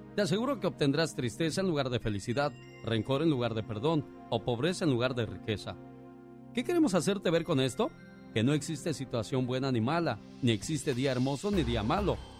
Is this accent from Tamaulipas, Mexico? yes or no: yes; Tamaulipas, Mexico; moved away